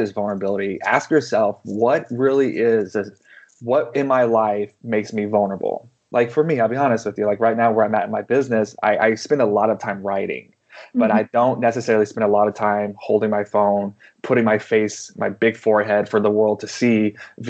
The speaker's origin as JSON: {"language": "English", "region": "the panhandle of Texas", "country": "United States", "tie": "born or raised there", "also_born_or_lived": "Canada", "moved": "yes", "said": "I grew up in a charismatic movement, in the panhandle of Texas"}